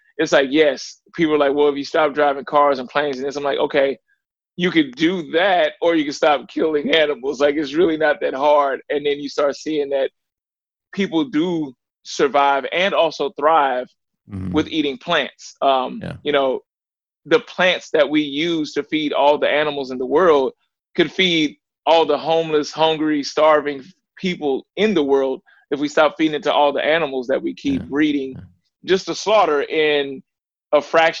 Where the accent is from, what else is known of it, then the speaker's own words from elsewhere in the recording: the South, United States; I grew up in the South. I was also a butcher at one point in my life.